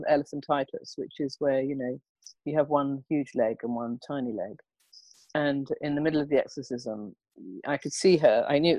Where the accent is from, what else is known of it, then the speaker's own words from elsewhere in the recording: England, United Kingdom; I, being English, I want to sort of help it along